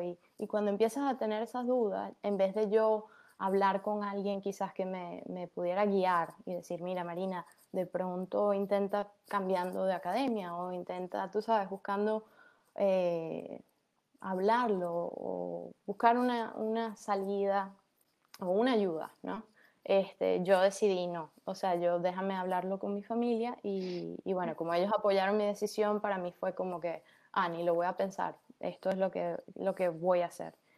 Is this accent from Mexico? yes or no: no; Caracas, Capital District, Venezuela; also born or lived in Maracaibo, Venezuela; now in United States; yo nací en Maracaibo, Ajá, pero eh, Después mi, mi familia se mudó a Caracas y yo prácticamente eh, crecí en Caracas